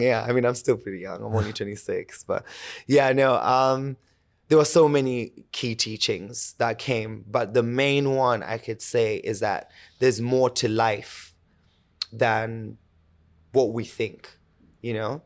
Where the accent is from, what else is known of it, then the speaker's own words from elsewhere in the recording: Kenya; moved away; born and raised in Kenya. I lived majority of my life there